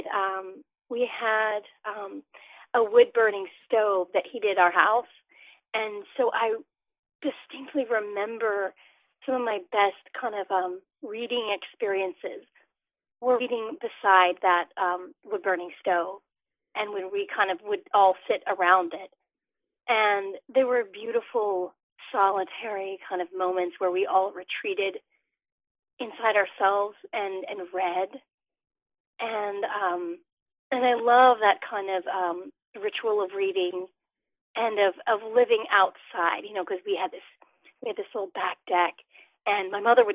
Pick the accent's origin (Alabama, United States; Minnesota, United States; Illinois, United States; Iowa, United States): Alabama, United States; now in Lexington, United States; I'm from Alabama, and I grew up as the daughter of two journalists